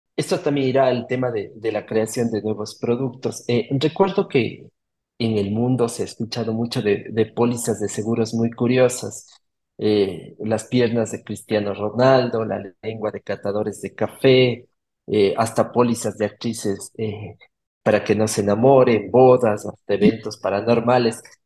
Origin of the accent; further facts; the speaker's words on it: Cuenca, Azuay, Ecuador; accent: Cuencano sing-song (cantadito); mi cantadito cuencán